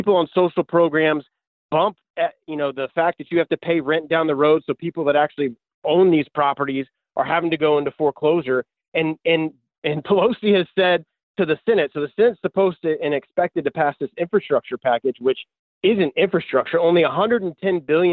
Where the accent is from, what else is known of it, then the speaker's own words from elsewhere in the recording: Florida, United States; I've lived here my entire life. My family's been here for generations